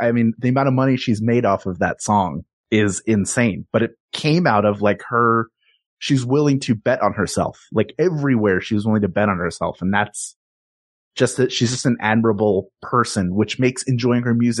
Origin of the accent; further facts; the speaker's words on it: Philadelphia, Pennsylvania, United States; because I grew up in Philadelphia.